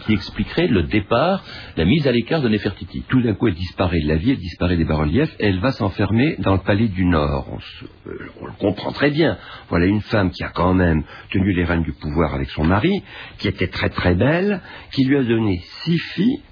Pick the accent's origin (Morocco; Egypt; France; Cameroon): Egypt; moved away; also born or lived in Cairo, Egypt; j'ai vécu toute mon enfance à Boukerkas, qui est pas loin de et la Marne